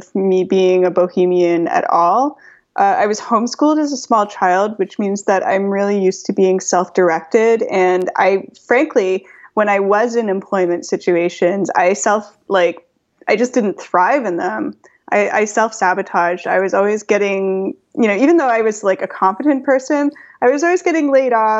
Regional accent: Toronto, Ontario, Canada; also born or lived in London / New York / Paris; my hometown, Toronto

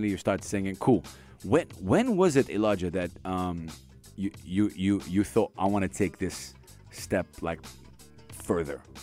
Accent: Dubai, United Arab Emirates; I was born and raised in Dubai. Born and raised in Dubai. Dubai kid.

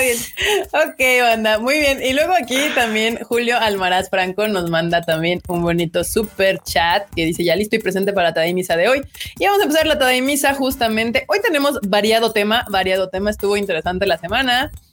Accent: Mexico City, Mexico; los que somos del rancho de la CDMX

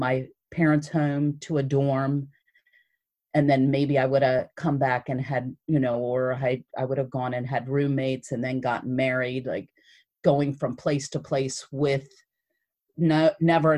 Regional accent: Newark, United States; growing up in Newark, you know, I hung out with basically all middle class, working class white people

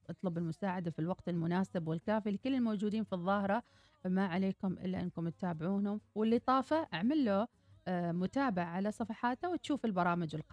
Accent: Muscat, Oman; انا انا من مسقط هني

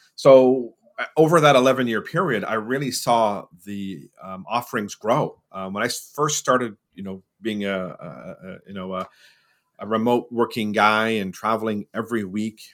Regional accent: Montreal, Quebec, Canada; also born or lived in Ottawa / Barbados (ancestry); now in New Brunswick, Canada; I'm originally from Montreal

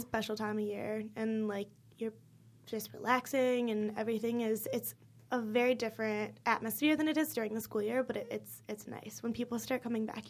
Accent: Illinois, United States; moved away as an adult; I live six hours from here, like, I'm from Illinois

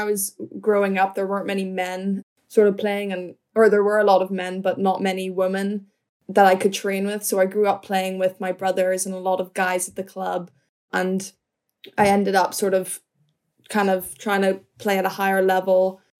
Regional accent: Northern Ireland, United Kingdom; moved away as an adult; So I grew up in Northern Ireland.

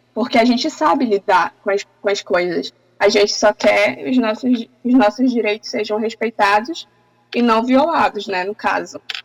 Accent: Tapajós-Arapiuns Extractive Reserve, Pará, Brazil; estava ainda na aldeia, na minha aldeia, que é na reserva extrativista Tapajós, Arapiuns, próxima à cidade.

